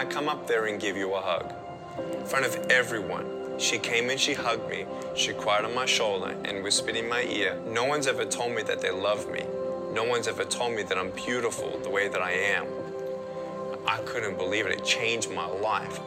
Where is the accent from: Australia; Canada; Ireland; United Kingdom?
Australia; Melbourne, Victoria; I was born in Melbourne, Australia, 1982